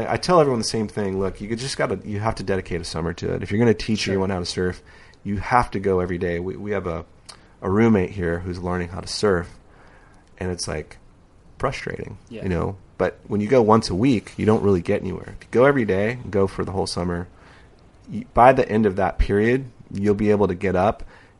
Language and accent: English; San Diego, California, United States; I grew up surfing in San Diego, and Skip was our hero.